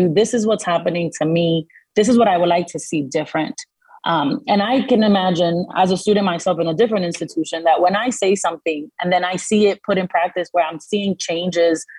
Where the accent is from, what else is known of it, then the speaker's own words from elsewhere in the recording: Dominican Republic; first language Spanish; English is a second language; moved away; I'm from the Dominican Republic. I wasn't born in this country. So that is my immigrant story. I journeyed here with my mother